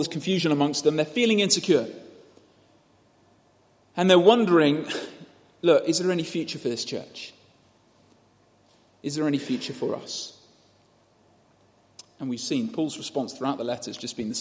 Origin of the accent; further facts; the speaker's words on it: United Kingdom; we're British